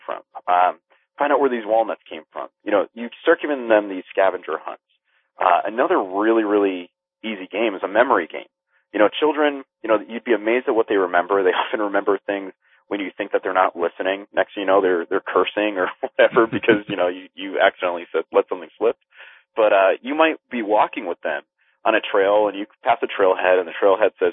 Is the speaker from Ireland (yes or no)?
no; Philippines; being Filipino